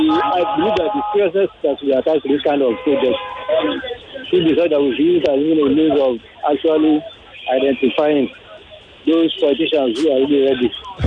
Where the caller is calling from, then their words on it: Lagos, Nigeria; Calling from Ikoyi.